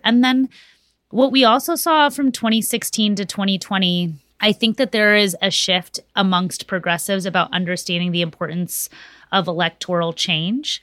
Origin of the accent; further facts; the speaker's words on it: Texas, United States; my home state of Texas